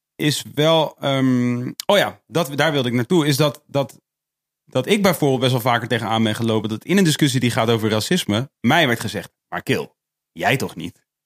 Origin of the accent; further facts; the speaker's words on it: Netherlands; ik ben, ik ben dus hier opgegroeid